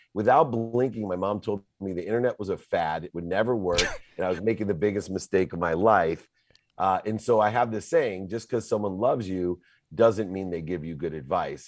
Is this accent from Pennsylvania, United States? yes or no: no; Akron, Ohio, United States; moved away; also born or lived in Southern California; I was born in Akron, Ohio